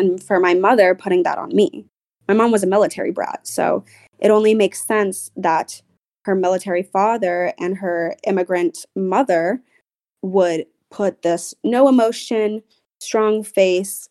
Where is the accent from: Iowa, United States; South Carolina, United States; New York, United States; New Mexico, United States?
South Carolina, United States; Charleston; I grew up in the South. I grew up in Charleston, South Carolina